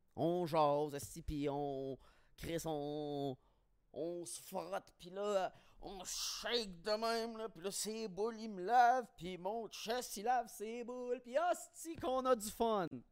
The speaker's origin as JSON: {"language": "French", "region": "Quebec", "country": "Canada", "moved": "yes", "said": "je suis parti du Québec"}